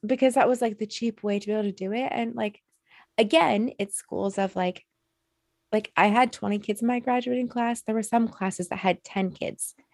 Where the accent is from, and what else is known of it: Alaska, United States; born or raised there